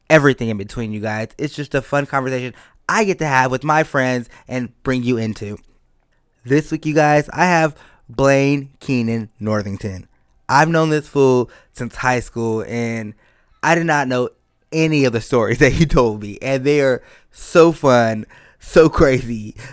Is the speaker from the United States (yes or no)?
yes; Compton, California, United States; I'm from Compton, y'all. What's up? Born and raised.